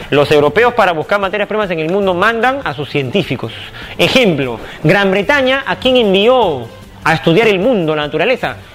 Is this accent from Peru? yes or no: yes; Peru